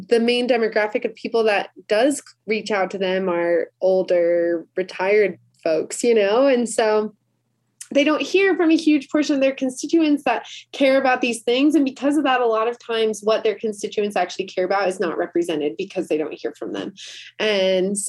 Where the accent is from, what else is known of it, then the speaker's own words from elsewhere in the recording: Chicago, Illinois, United States; also born or lived in South Florida; now in Utah, United States; I grew up in Chicago